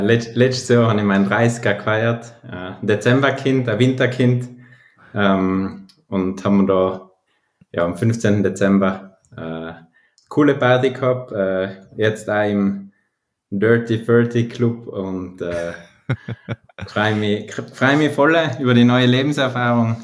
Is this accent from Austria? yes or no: no; Ahrntal, South Tyrol, Trentino-Alto Adige, Italy; also born or lived in Bruneck; now in Telfes, Italy; ich aus dem Ahrental komme in Südtirol